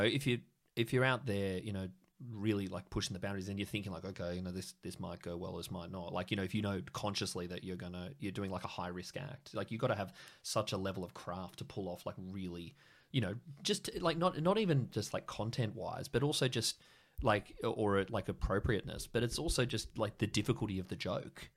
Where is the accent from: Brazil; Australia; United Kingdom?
Australia; Sydney, New South Wales; moved away as an adult; now in Canberra, Australia; I'm from Sydney originally